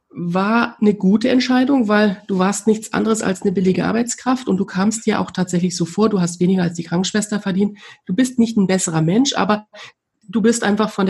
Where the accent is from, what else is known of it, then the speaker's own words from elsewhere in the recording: East Germany, Germany; ich komme aus der DDR, bin in der DDR groß geworden, die Wende war, da war ich zwölf